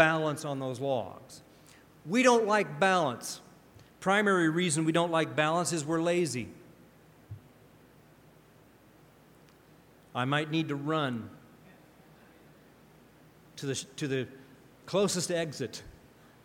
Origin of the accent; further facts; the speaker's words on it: Pacific Northwest, United States; I grew up in the Pacific Northwest